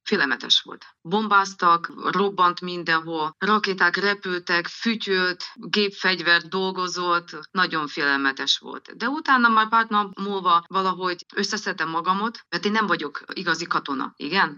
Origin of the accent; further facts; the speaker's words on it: Transcarpathia, Zakarpattia Oblast, Ukraine; Itthon vagyok, Kárpátalján, mert idevalósi vagyok